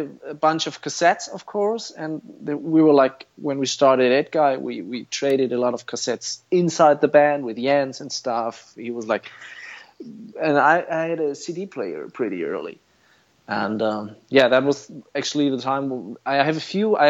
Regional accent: Fulda, Hesse, Germany; Town is called Fulda. I'm still living here

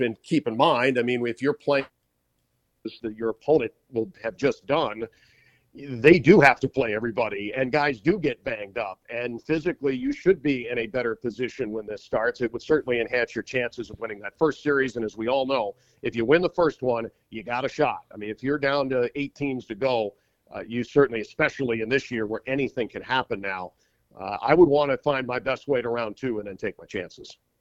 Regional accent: Minnesota, United States; now in Washington, D.C., United States; I grew up in Minnesota.

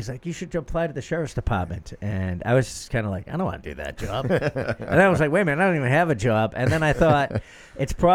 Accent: Boston, Massachusetts, United States; I grew up in Jamaica Plain

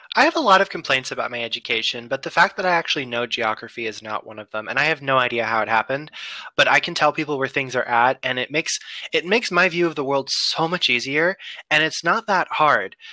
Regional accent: United States; I'm American.

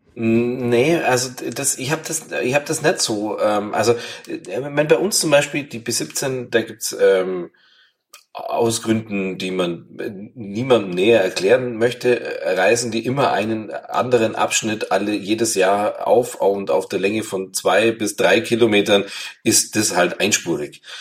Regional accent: Bavaria, Germany; bei uns in Bayern

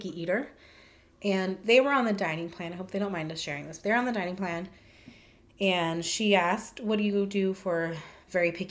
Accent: Tucson, Arizona, United States; we're from Tucson

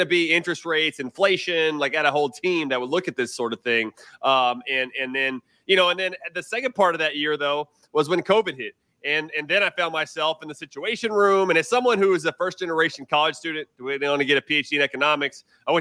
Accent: Houston, Texas, United States; now in Round Rock, United States; I grew up in Houston, but now we're in Round Rock

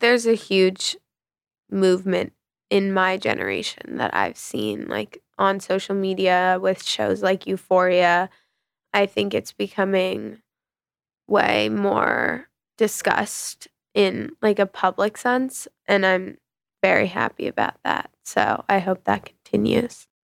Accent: New York, United States; I grew up in the West Village

